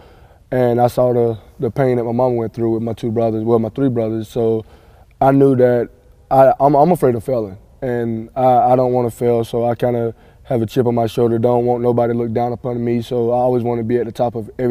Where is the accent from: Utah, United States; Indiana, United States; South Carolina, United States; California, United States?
South Carolina, United States; Lake View; I'm from Lakeview, South Carolina.